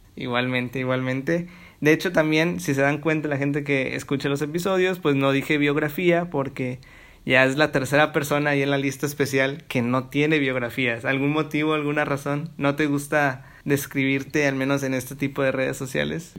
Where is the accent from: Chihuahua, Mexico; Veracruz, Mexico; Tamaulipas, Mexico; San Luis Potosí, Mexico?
Tamaulipas, Mexico; Matamoros; soy de Tamaulipas, de Matamoros